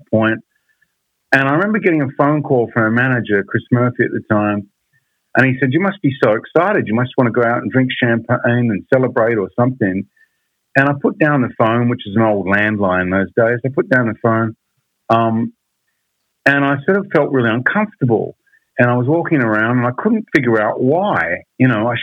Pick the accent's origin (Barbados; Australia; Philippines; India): Australia; also born or lived in England; obviously I'm an Aussie